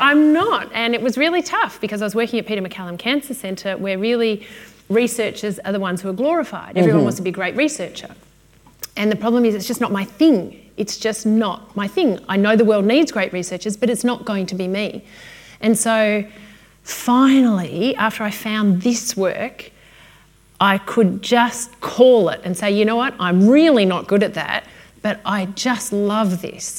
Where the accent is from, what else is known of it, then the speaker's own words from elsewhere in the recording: Melbourne, Victoria, Australia; I'm from Melbourne